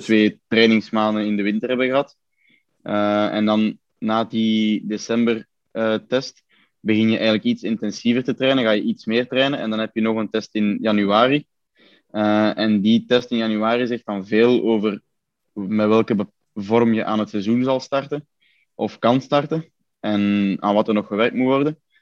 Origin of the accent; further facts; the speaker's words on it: Belgium; bij ons op de Scheestraat, waar, ons, allee, waar mijn ouderlijk huis staat